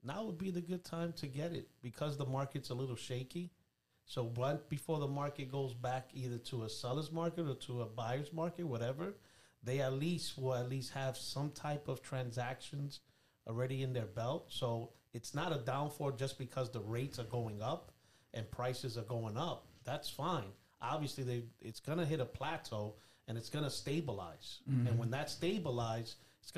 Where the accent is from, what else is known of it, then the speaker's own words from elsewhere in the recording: New York City, New York, United States; moved away; I'm from born and raised in Brooklyn, New York